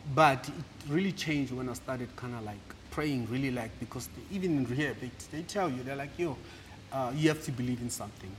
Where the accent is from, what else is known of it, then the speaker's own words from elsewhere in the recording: Rustenburg, North West, South Africa; moved away; also born or lived in Mafula, Delareyville / Johannesburg / Klerksdorp; we moved to uh, Rustenburg